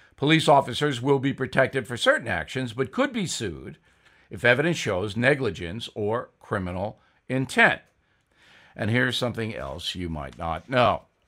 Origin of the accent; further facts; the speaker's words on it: Levittown, New York, United States; I grew up with him in Levittown, New York